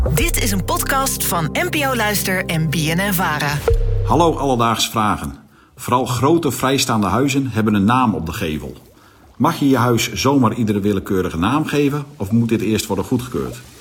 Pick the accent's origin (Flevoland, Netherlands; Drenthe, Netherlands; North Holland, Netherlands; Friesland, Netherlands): Drenthe, Netherlands; ik kom uit Drenthe